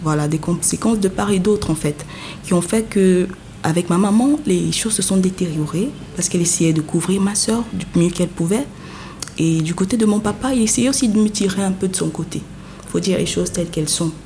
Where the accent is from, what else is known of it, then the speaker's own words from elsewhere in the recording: Yaoundé, Centre, Cameroon; moved away as an adult; now in Douala, Cameroon; je suis née à Yaoundé, j'ai grandi à Yaoundé jusqu'à un certain âge, avant de continuer mes études et tout, et maintenant de m'installer à Douala